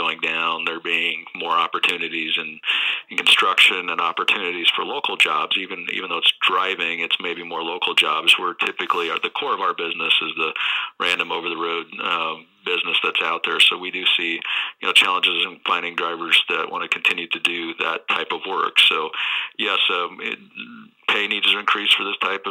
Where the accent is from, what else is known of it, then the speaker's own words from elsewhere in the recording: Nebraska, United States; moved away as an adult; also born or lived in Denver, Colorado; I'm originally from Nebraska. I lived in Denver at the time